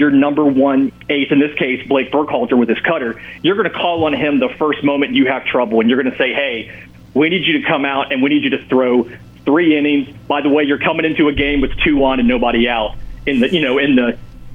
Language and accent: English; the South, United States; now in Auburn, United States; I grew up in the South in the age of the Superstation